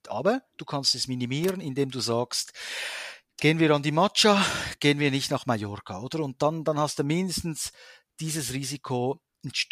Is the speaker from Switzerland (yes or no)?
yes; Switzerland; wenn du ans Meer gehst, magst du als Schweizer natürlich diese, diese Unendlichkeit, oder?